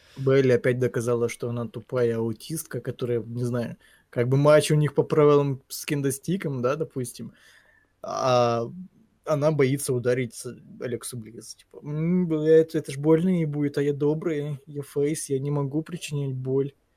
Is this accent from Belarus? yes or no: no; Ukraine; я украинец